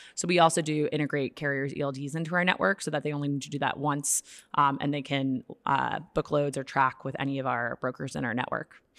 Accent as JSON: {"language": "English", "town": "Boston", "region": "Massachusetts", "country": "United States", "moved": "yes", "lives_now": "Chicago, United States", "said": "I'm from Boston originally, but I live in Chicago"}